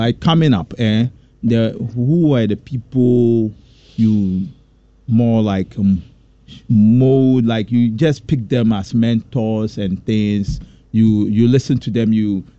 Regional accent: Kumasi, Ashanti, Ghana; No, in Kumasi. I'm from Ghana. In Kumasi.

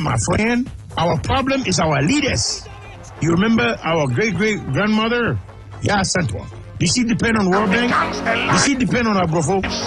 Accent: Kumasi, Ashanti, Ghana; I'm from Kumasi

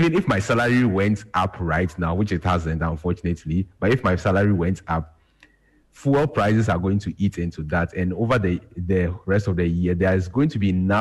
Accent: Ghana; as a Ghanaian

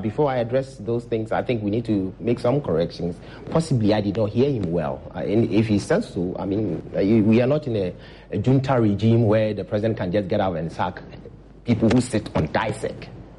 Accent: Ghana; I'm worried as a Ghanaian.

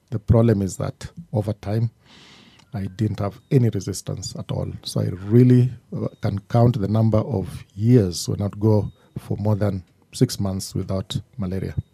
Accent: Mombasa, Coast, Kenya; born there; I was born in Mombasa, Lady Grigg Maternity at the Coast General Hospital.

